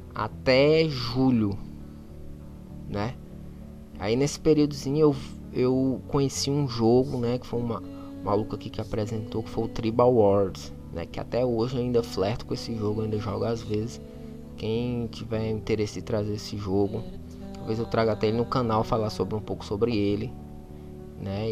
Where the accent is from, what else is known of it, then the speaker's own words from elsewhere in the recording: Fortaleza, Ceará, Brazil; eu sou de Fortaleza, eu sou do Zé Walter, é até um bairro conhecido aí no Brasil todo